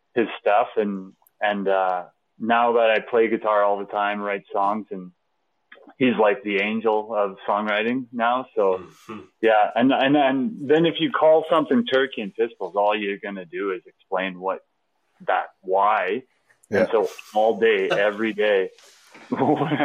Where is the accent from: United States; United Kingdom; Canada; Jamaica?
Canada; Lloydminster; I grew up in Lloydminster